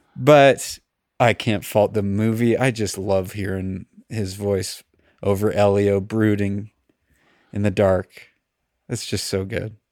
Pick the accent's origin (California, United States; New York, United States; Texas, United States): California, United States; Los Angeles; I'm from Los Angeles